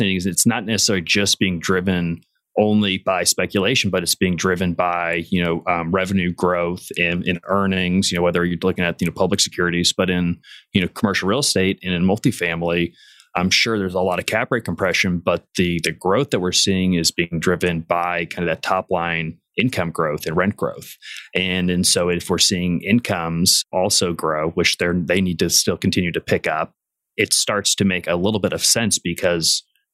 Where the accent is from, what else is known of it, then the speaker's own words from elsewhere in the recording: Indianapolis, Indiana, United States; born and raised in Indianapolis.